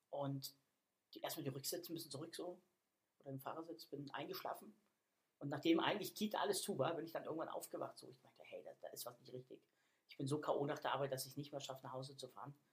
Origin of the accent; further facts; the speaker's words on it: Hamburg, Germany; also born or lived in Berlin / Bavaria; Ich sag mal, ich komme eigentlich aus Hamburg, was nicht ganz stimmt, weil ich